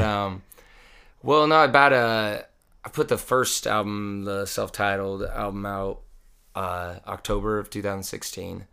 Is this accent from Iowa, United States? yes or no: yes; Iowa, United States; moved away as an adult; I was born and raised there